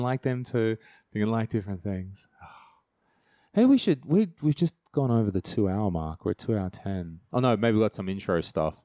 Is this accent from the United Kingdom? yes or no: no; country New South Wales, Australia; moved away; I grew up in Australia. Yeah, home and away style. I'm not joking about that. Terrible home and away is where I grew up. And, uh, I love, yeah, country, New South Wales